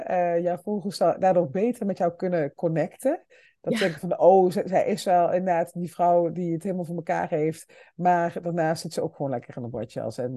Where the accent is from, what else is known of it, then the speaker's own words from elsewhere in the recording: Limburg, Netherlands; wij komen allebei uit Limburg